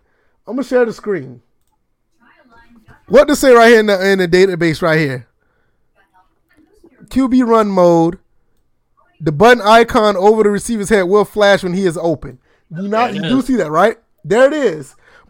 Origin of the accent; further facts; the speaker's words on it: the South, United States; Cause see, I'm from the South. I don't know anything about that.